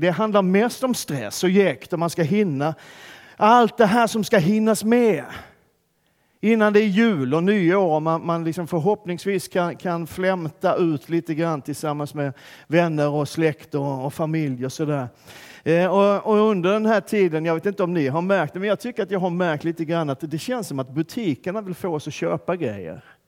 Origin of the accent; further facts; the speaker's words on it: Skåne, Sweden; moved away; Där jag kommer ifrån så har vi ingen vinter alls. Finns inte. Man, man lär sig inte i skolan i Skåne vad vinter är ens.